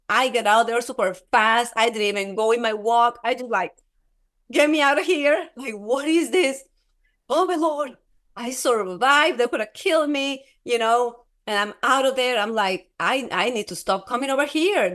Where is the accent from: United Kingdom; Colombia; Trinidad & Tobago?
Colombia; moved away; I'm from Colombia.